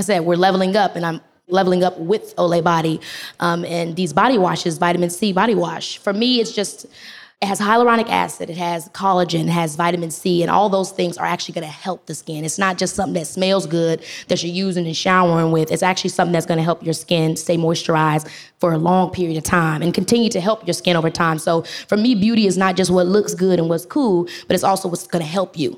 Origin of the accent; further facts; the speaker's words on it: Robbins, Illinois, United States; I grew up in Robbins, Illinois, which is like a really small town, south side of Chicago.